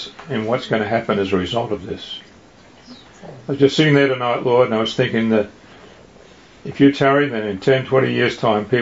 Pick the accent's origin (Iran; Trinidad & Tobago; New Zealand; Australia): Australia; moved away as an adult; now in United States; I'm from Australia.